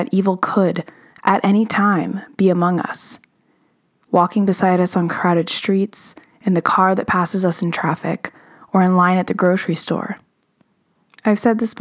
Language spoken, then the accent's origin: English; Los Angeles, California, United States; I grew up in Los Angeles